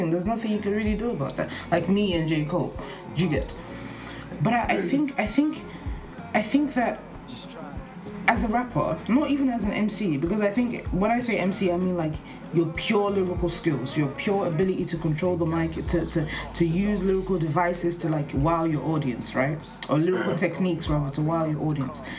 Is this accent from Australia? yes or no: no; Nigeria; I'm Nigerian